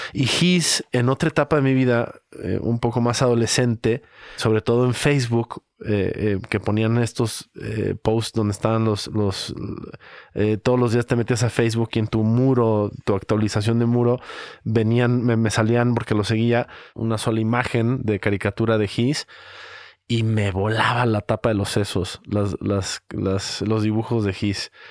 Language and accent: Spanish; Guadalajara, Jalisco, Mexico; cómo somos los tapatíos